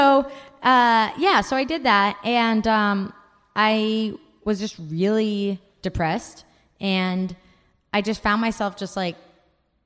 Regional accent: Bay Area, California, United States; also born or lived in Japan; I grew up in the Bay Area. I've lived in the same 20 miles my entire life, aside from our stint in Japan

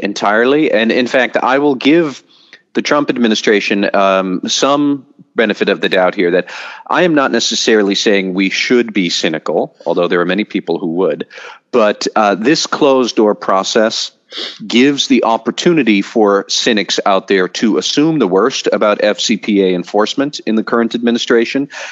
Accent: United States; as an American

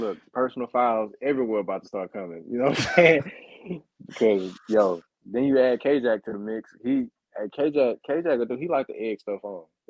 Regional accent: Beaumont, Texas, United States; also born or lived in Houston; now in Denver, United States; yeah, I'm from Beaumont, bro.

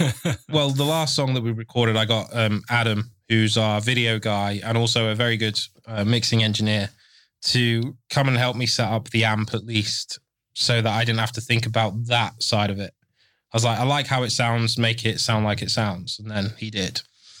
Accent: England, United Kingdom; I'm English, can't speak it.

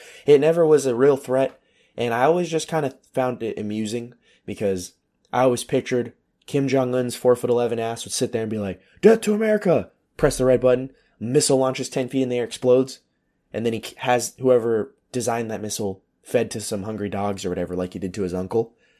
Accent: United States; moved away as an adult; now in Europe; I'm an American, but I'm not in the military

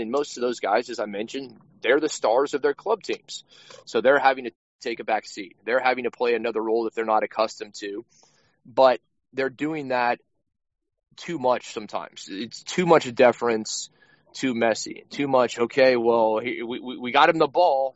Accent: United States; I'm an American.

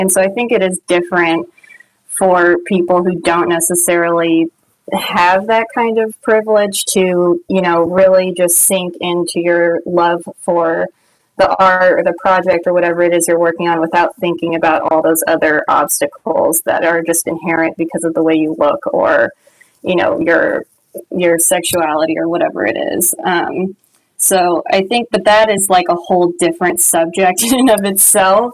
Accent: Orange County, California, United States; I grew up in Orange County

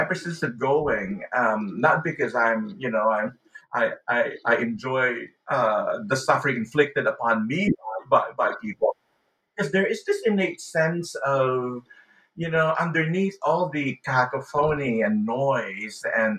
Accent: Philippines; also born or lived in California, United States; the way I felt growing up in the Philippines, or the way I felt when I was attending church in California

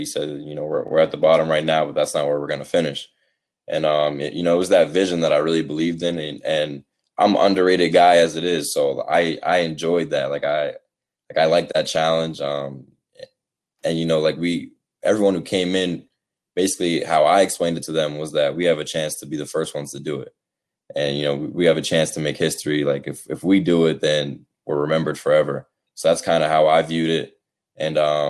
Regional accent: Derry, New Hampshire, United States; also born or lived in New Jersey; I'm from Derry, New Hampshire. It's in southern New Hampshire, so it's like 45 minutes from Boston.

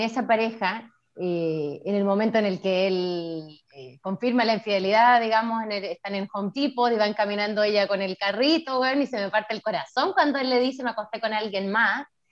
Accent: Nogales, Valparaíso, Chile; moved away as an adult; now in Canada; Pues yo soy de Valparaíso también, yo soy de Nogales

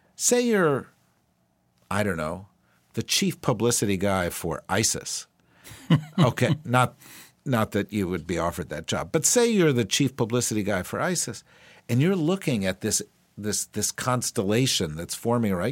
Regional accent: New Jersey, United States; I'm from New Jersey

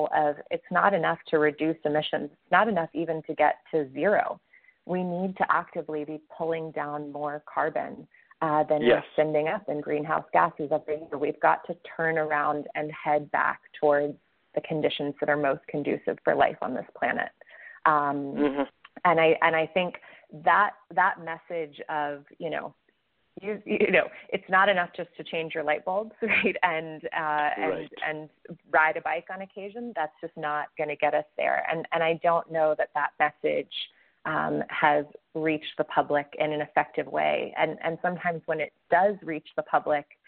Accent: Atlanta, Georgia, United States; I'm from Atlanta

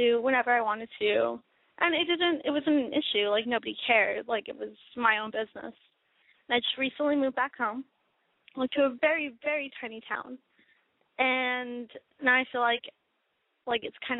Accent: Texas, United States; I'm 23 years old, and I am from Texas.

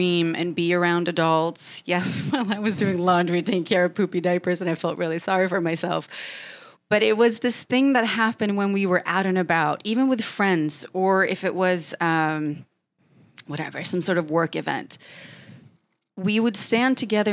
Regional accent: Sweden; English is a second language; now in United States; I remember being a Swede coming here

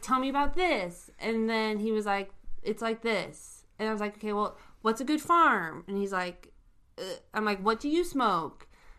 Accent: Washington, United States; I'm from Washington State.

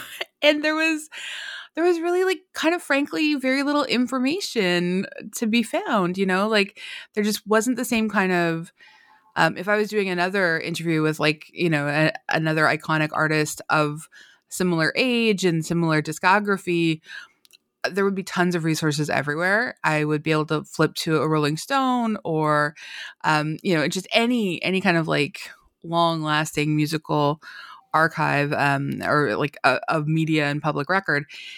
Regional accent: Canada; I'm Canadian, and so I think like a lot of Canadians

